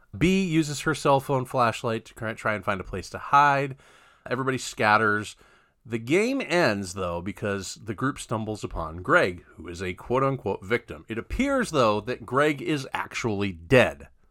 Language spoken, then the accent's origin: English; Mid-Atlantic, United States; I'm from the Mid-Atlantic